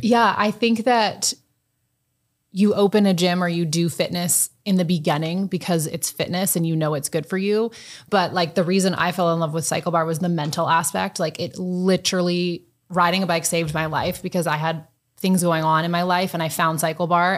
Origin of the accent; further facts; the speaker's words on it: Washington, District of Columbia, United States; moved away as an adult; also born or lived in Louisville, Kentucky; now in Omaha, United States; I am from Washington, D C, born and raised.